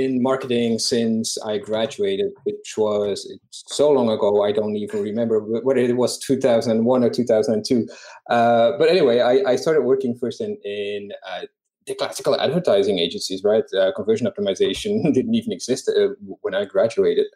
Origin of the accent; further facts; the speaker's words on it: Belgium; moved away; I am from Belgium originally